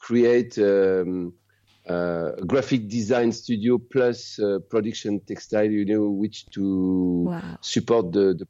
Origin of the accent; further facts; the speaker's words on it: Grenoble, Auvergne-Rhône-Alpes, France; English is a second language; moved away as an adult; also born or lived in Chamonix / Réunion / Mauritius / Madagascar; now in Sumbawa, Indonesia; I'm French. I was born in Grenoble in the Alps, French Alps. And now I was living in the ocean, in India Ocean, in Mauritius, Reunion Island, Madagascar, and now in Indonesia